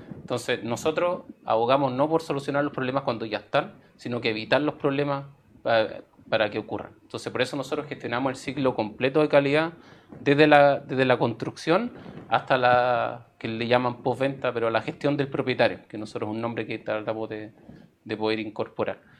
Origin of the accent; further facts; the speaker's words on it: Chile; como cultura chilena